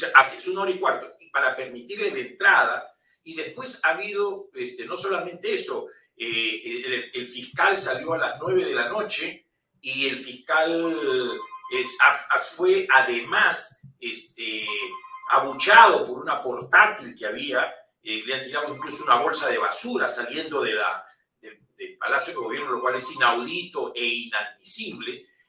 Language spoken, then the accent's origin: Spanish; Peru; somos los peruanos